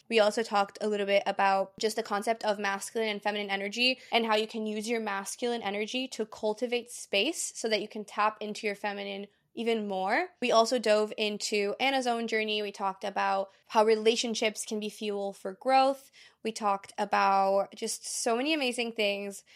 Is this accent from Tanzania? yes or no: no; Brazil; born or raised there; moved away